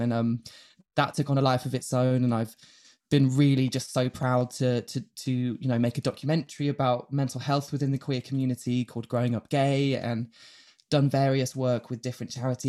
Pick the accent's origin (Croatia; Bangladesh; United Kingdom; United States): United Kingdom; Yorkshire and the Humber; born there; I was born, you know, I'm going to take you right back to the start. I was born in Yorkshire.